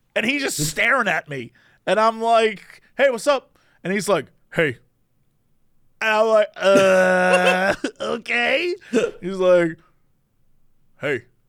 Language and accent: English; East Coast, United States; now in Los Angeles, United States; I grew up on the East Coast, and I went to college where it snowed all the time